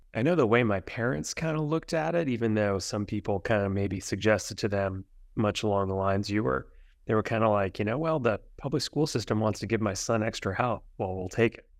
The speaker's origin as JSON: {"language": "English", "region": "central New Jersey", "country": "United States", "tie": "born or raised there", "also_born_or_lived": "Brooklyn, New York", "said": "I was born in Brooklyn, New York, but spent most of my growing up in central New Jersey"}